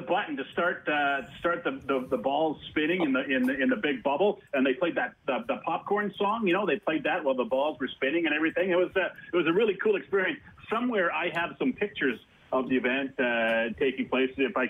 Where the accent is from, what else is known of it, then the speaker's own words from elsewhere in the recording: Toronto, Ontario, Canada; moved away; I grew up in Toronto as a Leaf fan